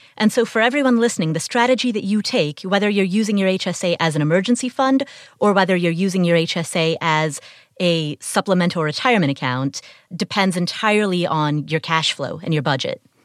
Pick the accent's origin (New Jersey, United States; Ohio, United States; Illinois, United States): Ohio, United States; Cincinnati; I grew up in Cincinnati. It's my hometown